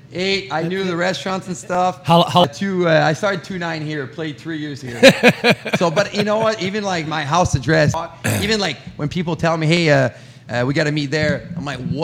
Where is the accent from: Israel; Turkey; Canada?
Canada; Quebec; first language French; English is a second language; moved away as an adult; now in Quad Cities, United States; Obviously, I grew up in Quebec. That's why my accent. I'm, you know, obviously I'm French. That's my first language.